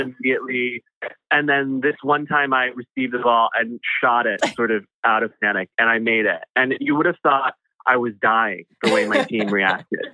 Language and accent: English; Chicago, Illinois, United States; moved away; grow up in Chicago or the, the surrounding area in the 90s